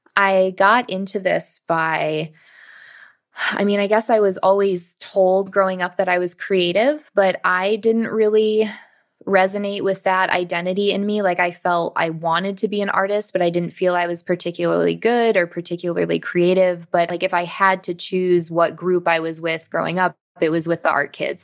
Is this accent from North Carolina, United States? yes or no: no; Michigan, United States; I grew up in Michigan and this was a local school in Michigan